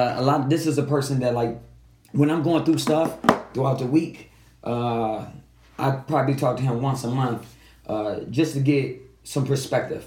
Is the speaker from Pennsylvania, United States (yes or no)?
no; Detroit, Michigan, United States; you and I grew up 7 Mile in Evergreen